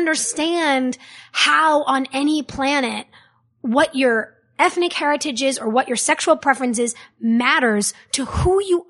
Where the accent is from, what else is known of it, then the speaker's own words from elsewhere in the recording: West Hollywood, California, United States; I grew up in West Hollywood. I grew up with people of every race, whether you were black or Puerto Rican or Asian, whether you were straight or gay or bisexual.